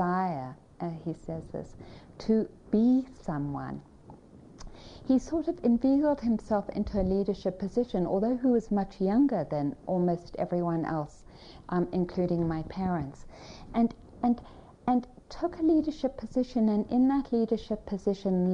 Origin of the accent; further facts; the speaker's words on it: Johannesburg, Gauteng, South Africa; I was born in Johannesburg, South Africa